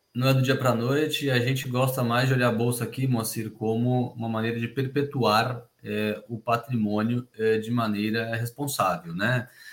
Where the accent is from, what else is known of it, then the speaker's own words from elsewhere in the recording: Brazil; A gente como brasileiro